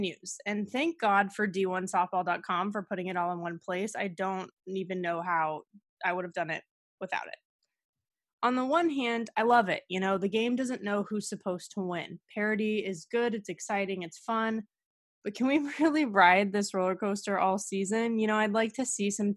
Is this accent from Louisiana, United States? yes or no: no; Southern California, United States; I'm from Southern California. Shout out to the 805.